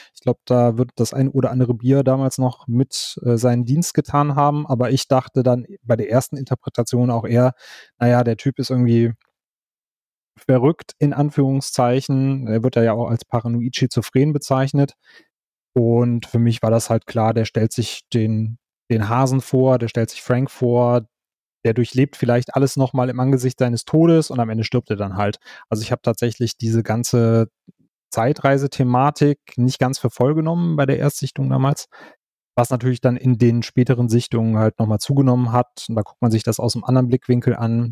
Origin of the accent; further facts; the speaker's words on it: Wuppertal, North Rhine-Westphalia, Germany; now in Cologne, Germany; ich bin äh, Kölner mittlerweile, gebürtige Wuppertaler, jetzt Kölner